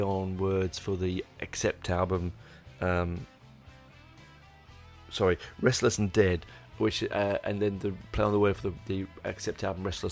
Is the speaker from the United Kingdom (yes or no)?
yes; England, United Kingdom; I'm 11 and I'm from England.